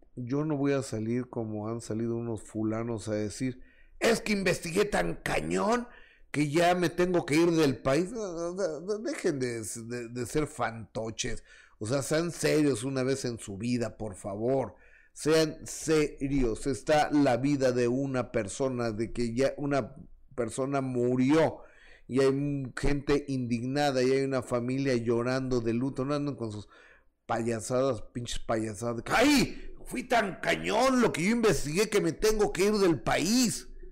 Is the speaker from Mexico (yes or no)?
yes; Mexico; mi país, en México